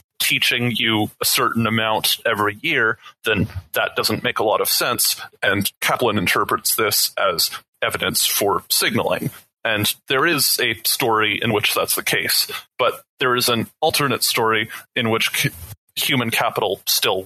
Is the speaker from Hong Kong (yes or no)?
no; Canada; I'm Canadian